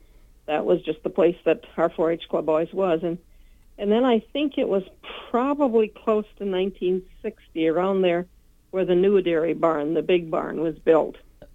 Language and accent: English; Minnesota, United States; Well, it was from the western part of the county, west of Klossner, or a little bit southwest of Klossner, just across the river from New Ulm